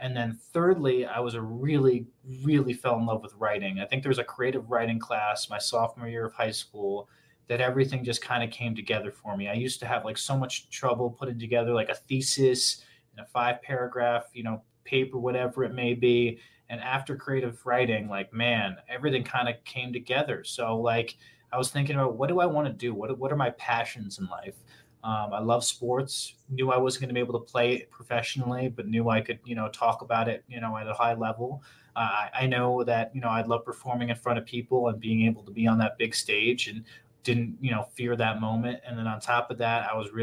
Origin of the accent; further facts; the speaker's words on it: Connecticut, United States; moved away as an adult; now in Sacramento, United States; Born and raised on the East Coast, right in the middle of Connecticut and Boston, New York